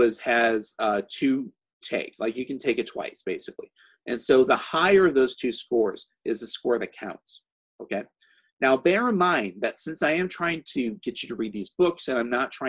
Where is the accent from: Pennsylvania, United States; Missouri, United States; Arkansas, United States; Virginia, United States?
Missouri, United States; now in California, United States; my home state of Missouri